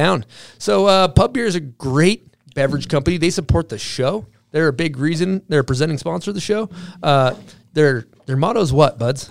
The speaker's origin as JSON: {"language": "English", "region": "Massachusetts", "country": "United States", "tie": "born or raised there", "moved": "yes", "said": "my hometown, little town in Massachusetts"}